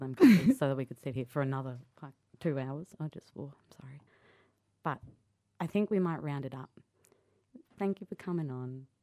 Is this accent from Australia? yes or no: yes; Sydney, New South Wales, Australia; also born or lived in Cunnamulla, Queensland; I grew up there until I was about seven, and then we moved to Sydney and Marrickville